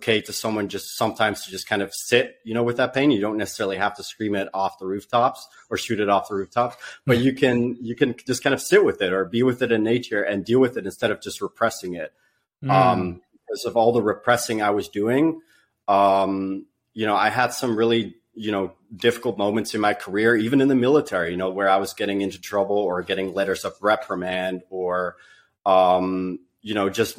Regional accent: Netherlands; moved away as an adult; now in United States; I was born and raised in the Netherlands. You know, they go like, "What? You don't even have an accent?" you know, and I lived there for the first 20 years of my life

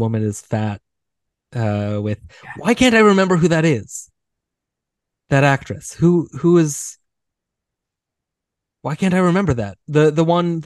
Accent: United States; me being American

